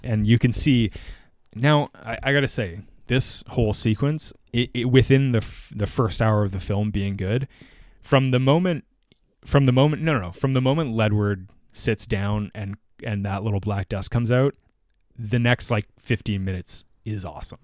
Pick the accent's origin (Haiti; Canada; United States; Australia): Canada; as a Canadian